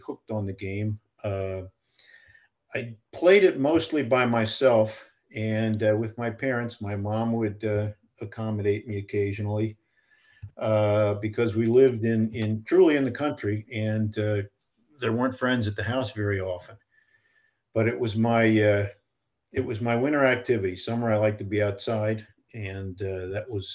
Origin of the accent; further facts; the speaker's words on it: Pennsylvania, United States; also born or lived in Danville, Pennsylvania / Orangeville, Pennsylvania / Taylor, Pennsylvania / Lansdale, Pennsylvania; I was born in Danville, Pennsylvania.